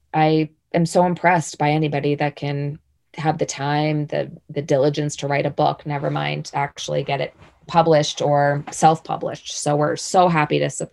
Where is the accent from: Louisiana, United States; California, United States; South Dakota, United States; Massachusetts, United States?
Massachusetts, United States; Boston; moved away as an adult; now in Jackson, United States; I grew up in Boston.